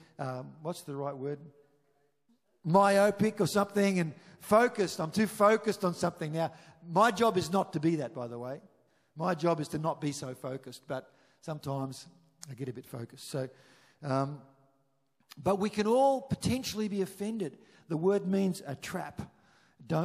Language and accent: English; Chinchilla, Queensland, Australia; moved away; we grew up in Chinchilla